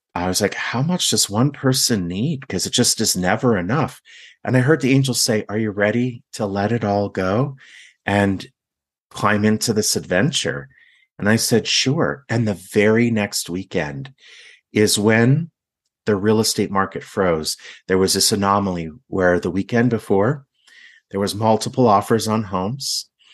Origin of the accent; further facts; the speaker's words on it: Laguna Beach, California, United States; I'm from Laguna Beach